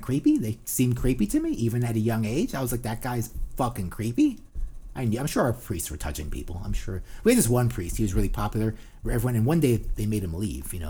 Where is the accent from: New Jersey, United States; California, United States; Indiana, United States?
New Jersey, United States; because we're from New Jersey.